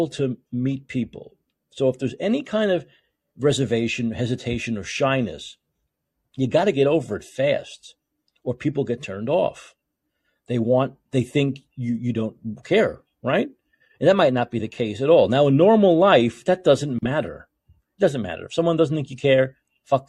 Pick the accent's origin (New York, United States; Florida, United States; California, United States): New York, United States; moved away; I was from New York